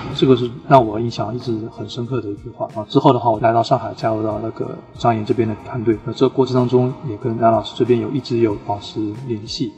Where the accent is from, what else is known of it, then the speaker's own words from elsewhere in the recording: Suzhou, Jiangsu, China; 我家乡苏州